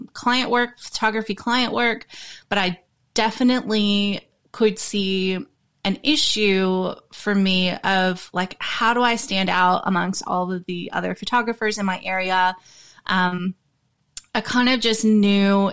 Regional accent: the South, United States; moved away as an adult; now in Australia; I grew up in America. I grew up in the South. And then I moved to Australia when I was 21 years old

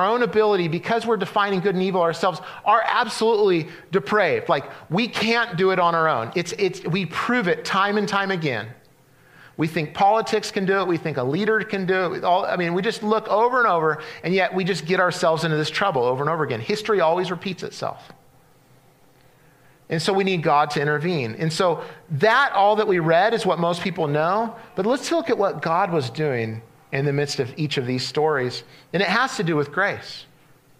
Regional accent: Central California, United States; where I grew up in Central California

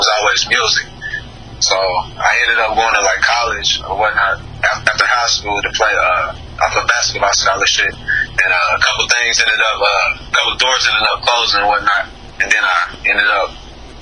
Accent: Maysville, Kentucky, United States; in my hometown, man, in Maysville, Kentucky

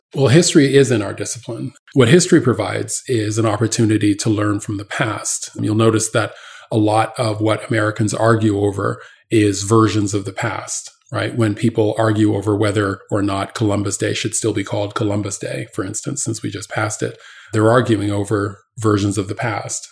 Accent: Canada; now in United States; I grew up in Canada

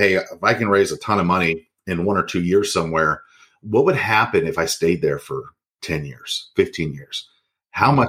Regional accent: Kansas City, Kansas, United States; I come from Kansas City, Kansas.

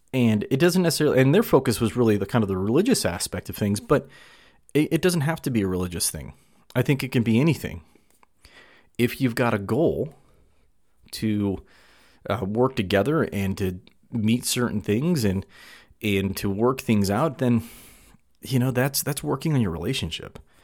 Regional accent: California, United States; now in Utah, United States; we grew up in California. He's since moved over to Virginia and I, I'm in Utah.

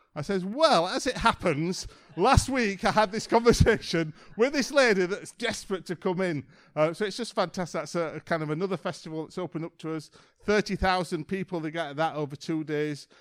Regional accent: Yorkshire and the Humber, United Kingdom; I'm from a place in England called Yorkshire

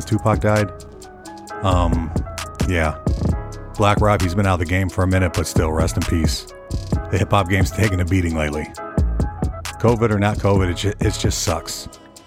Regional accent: Nashville, Tennessee, United States; I'm from Nashville

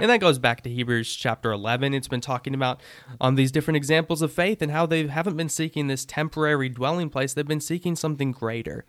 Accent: United States; Before I'm an American, I'm still Christian

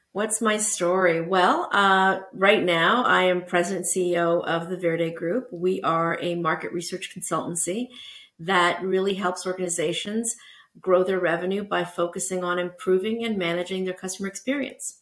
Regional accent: Toronto, Ontario, Canada; also born or lived in Portugal; I am Canadian. So, I was born in Toronto and I went to uh, University of Toronto

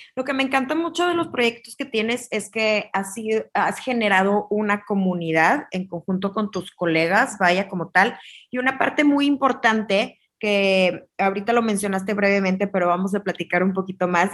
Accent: Mexico; para nosotros como mexicanos

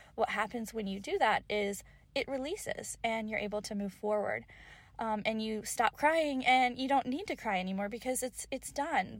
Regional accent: Kentucky, United States; I grew up in Kentucky.

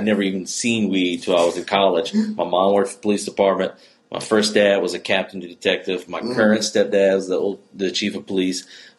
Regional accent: Morgan City, Louisiana, United States; moved away as an adult; also born or lived in New Orleans, Louisiana; now in Lafayette, United States; I was born in Morgan City.

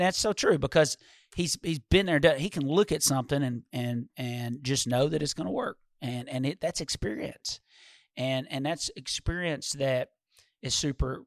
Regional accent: Walter Hill, Tennessee, United States; we grew up in Walter Hill

